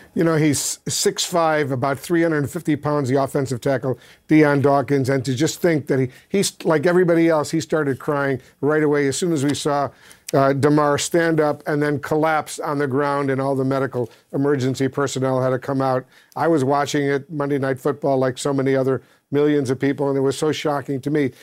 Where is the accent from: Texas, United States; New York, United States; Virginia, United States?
New York, United States; Buffalo; since my dad uh, took me to games when I was a little boy growing up in Buffalo.